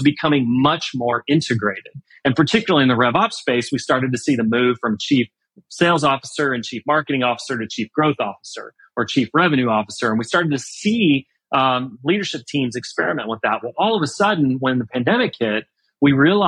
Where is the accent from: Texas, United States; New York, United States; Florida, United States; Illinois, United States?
Texas, United States; Houston; I'm from Houston, I grew up in Houston